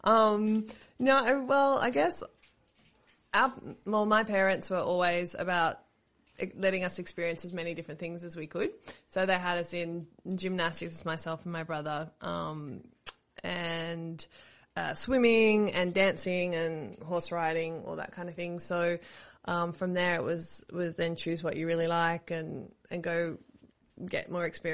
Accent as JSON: {"language": "English", "country": "Australia", "tie": "born or raised there", "said": "my heritage is Estonian. I was born here, so I'm pretty Aussie"}